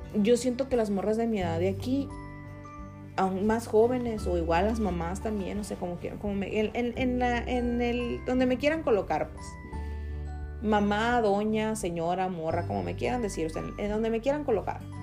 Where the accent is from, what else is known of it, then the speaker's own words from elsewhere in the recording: Hermosillo, Sonora, Mexico; moved away as an adult; now in United States; me acuerdo cuando estaba en Hermosillo, yo soy de Sonora